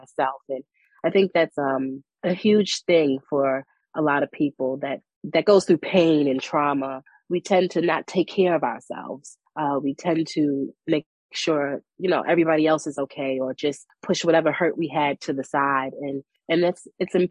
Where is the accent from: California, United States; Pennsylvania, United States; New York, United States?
New York, United States; New York City; moved away as an adult; now in North Carolina, United States; The community where I've grown up, you know, I'm from Brooklyn, New York